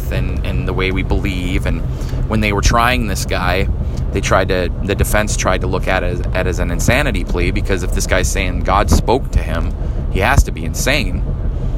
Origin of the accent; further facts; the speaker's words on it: Midwest, United States; moved away; I'm from the Midwest, and fall here is the reverse of the Midwest.